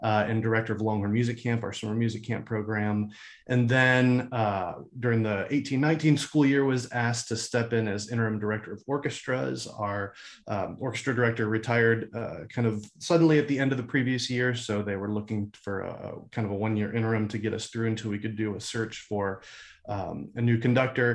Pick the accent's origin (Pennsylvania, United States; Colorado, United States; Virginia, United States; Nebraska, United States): Virginia, United States; Washington, D.C. area, Northern; moved away as an adult; also born or lived in Florida; now in Austin, United States; I grew up in the Washington, D.C. area, Northern Virginia